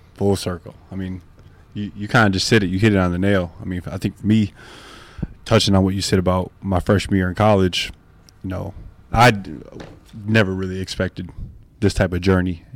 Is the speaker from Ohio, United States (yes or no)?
no; Flint, Michigan, United States; moved away as an adult; also born or lived in Salt Lake City, Utah / Los Angeles; now in Washington, United States; I'm really a small town kid. I'm from Flint, Michigan.